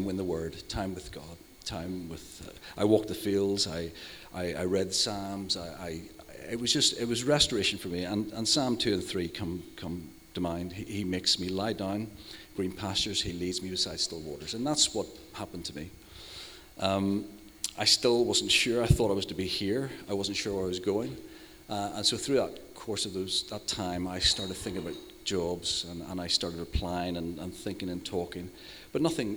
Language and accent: English; Northern Ireland, United Kingdom; moved away; I'm her older brother. I'm from Northern Ireland